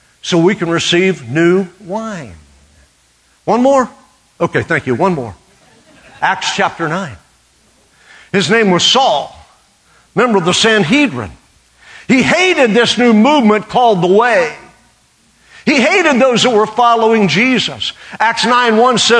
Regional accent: Western Oklahoma, United States; I grew up a half-breed in Western Oklahoma

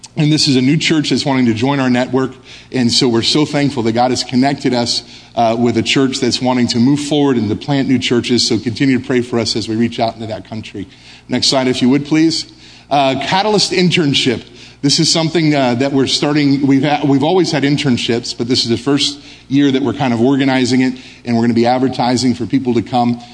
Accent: United States; moved away as an adult; now in Brussels, Belgium; I'm American. I'm proud to be American.

